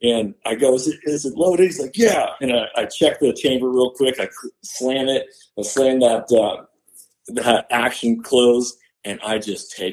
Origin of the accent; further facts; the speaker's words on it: Washington, United States; moved away as an adult; now in Texas, United States; Born and raised in Washington, lived there for 37 years of my life until this year.